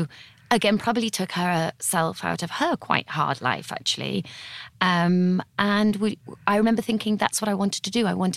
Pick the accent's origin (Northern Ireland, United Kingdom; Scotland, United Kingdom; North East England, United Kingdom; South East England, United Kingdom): North East England, United Kingdom; Teesside; also born or lived in Italy / Botswana / London; now in Guildford, United Kingdom; in my bio saying I'm from Teesside, because Teesside is the northeast of England, used to thrive in like the 1900s, but it had a really rough time during my childhood.